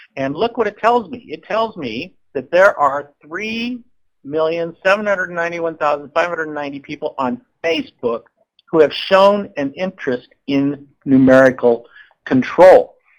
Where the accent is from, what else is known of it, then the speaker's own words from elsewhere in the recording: Seattle, Washington, United States; I'm from Seattle, Washington